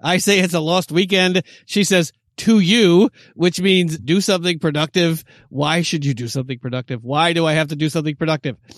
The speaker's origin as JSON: {"language": "English", "region": "upstate New York", "country": "United States", "tie": "born or raised there", "moved": "yes", "lives_now": "Los Angeles, United States", "said": "upstate New York population two thousand in my hometown"}